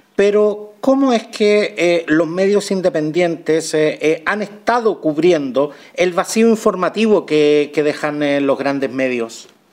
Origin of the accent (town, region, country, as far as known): Chile